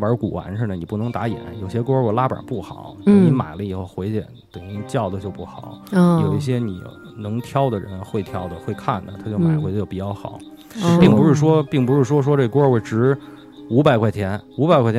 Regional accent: Beijing, China; 像这北京夏天的时候，像我小时候都是在那个我们家住杂院嘛，四合院杂院

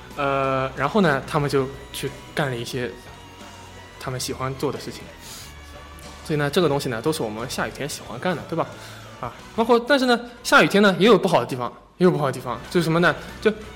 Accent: Shanghai, China; accent: Shanghai accent; 我这个上海口音比较重

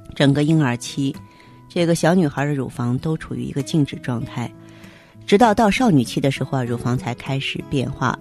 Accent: China; 可能我们中国人呢重视脸部

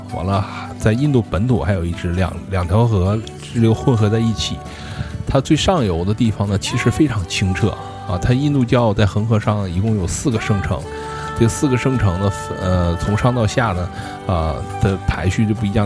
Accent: Harbin, Heilongjiang, China; 咱们哈尔滨人可能都知道，就那个赵灵园儿

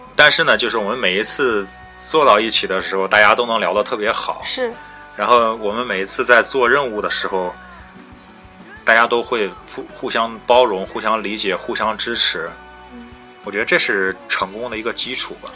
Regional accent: China; moved away as an adult; now in United Kingdom; 我们是中国人

